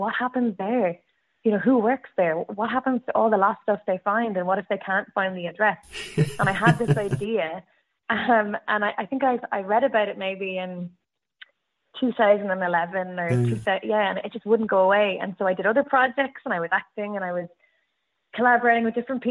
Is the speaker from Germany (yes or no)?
no; Cork, Munster, Ireland; I grew up in Cork